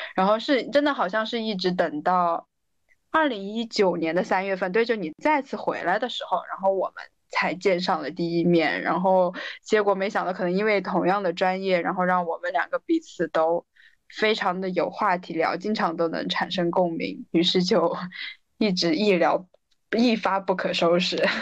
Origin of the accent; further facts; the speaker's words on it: Guiyang, Guizhou, China; moved away as an adult; also born or lived in Sweden; now in Beijing, China; 回到贵阳，就我家是贵阳的